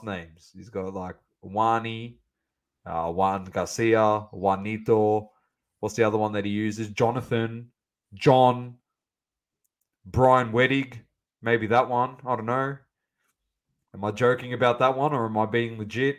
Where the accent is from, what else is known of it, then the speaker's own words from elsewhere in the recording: Australia; we're from Australia